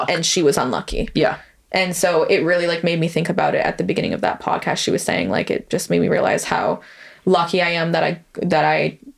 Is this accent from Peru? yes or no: no; London, United Kingdom; especially where like we grew up in London, which is a bigger city